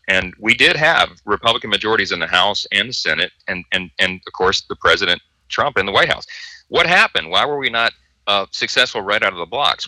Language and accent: English; Louisiana, United States; we're from Louisiana